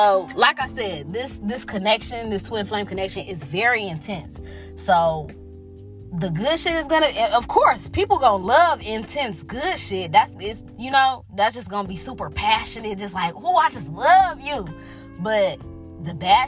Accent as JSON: {"language": "English", "town": "Detroit", "region": "Michigan", "country": "United States", "said": "I was from Detroit"}